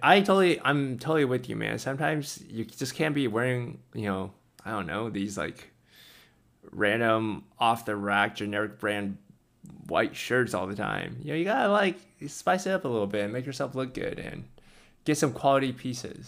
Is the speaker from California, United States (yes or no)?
yes; California, United States; I grew up in California